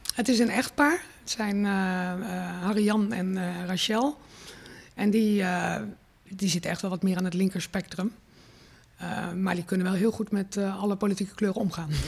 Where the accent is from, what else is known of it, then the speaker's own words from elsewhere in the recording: Rotterdam, South Holland, Netherlands; ik natuurlijk echt wel mezelf neer ook zet eh, terecht als een Rotterdamse.